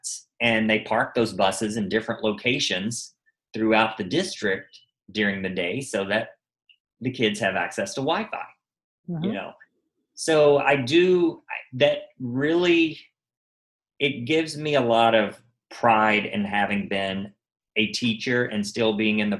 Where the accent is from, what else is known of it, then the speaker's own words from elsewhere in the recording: Arkansas, United States; now in Los Angeles, United States; I grew up in Arkansas